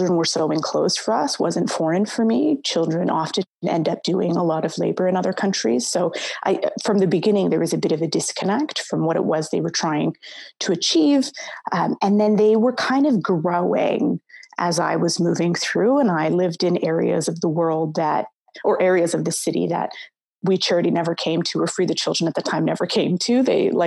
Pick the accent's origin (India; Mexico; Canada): Canada; West Coast; moved away as an adult; also born or lived in Somalia; now in Toronto, Canada; I grew up on the West Coast. My family is originally from Somalia, and I came here when I was quite young. I moved to Toronto maybe only about 7 or 8 years ago